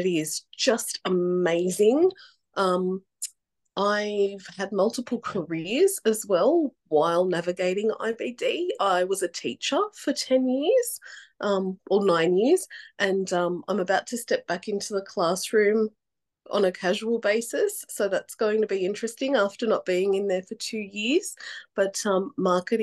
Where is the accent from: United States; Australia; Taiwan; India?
Australia; Sydney, New South Wales; I'm from Sydney